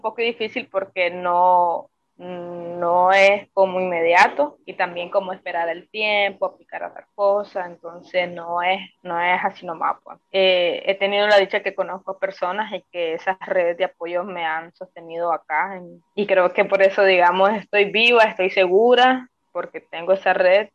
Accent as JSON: {"language": "Spanish", "country": "Nicaragua", "moved": "as an adult", "lives_now": "Costa Rica", "said": "como joven nicaragüense, como mujer nicaragüense"}